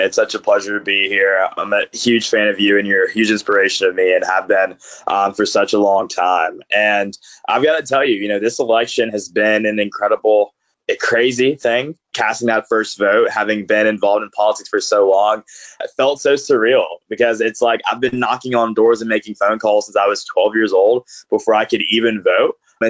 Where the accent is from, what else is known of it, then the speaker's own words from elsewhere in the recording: Grovetown, Georgia, United States; It's kind of a wild story. I grew up in the Deep South, raised by grandparents who were as progressive as you can come.